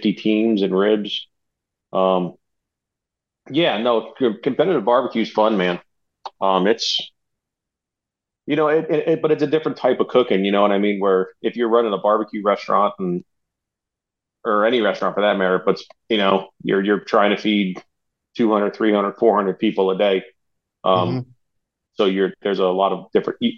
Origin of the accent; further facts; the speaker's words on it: New Jersey, United States; moved away as an adult; also born or lived in Charlotte, North Carolina; now in Asheville, United States; Born and raised in New Jersey. Moved to the Carolinas when I was 24